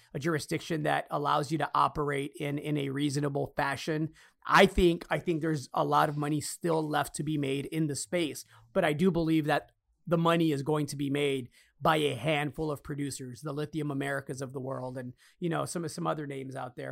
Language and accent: English; Chicago, Illinois, United States; me growing up in Chicago